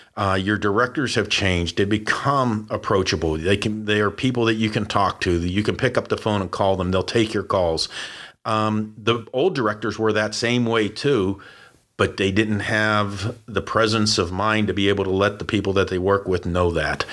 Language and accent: English; Pittsburgh, Pennsylvania, United States; moved away; I was born and raised in Pittsburgh